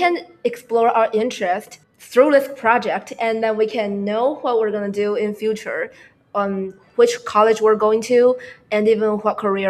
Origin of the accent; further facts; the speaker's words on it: Taiwan; As you might guess, we are both high school students and we're from Taiwan.